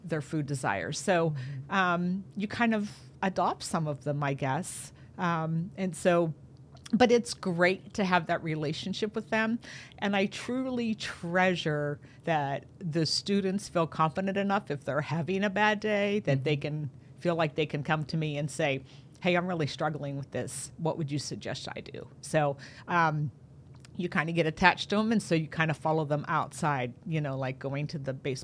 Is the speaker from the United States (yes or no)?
yes; DuBois, Pennsylvania, United States; also born or lived in California; Moved here when I was in third grade, so this has kind of been home for me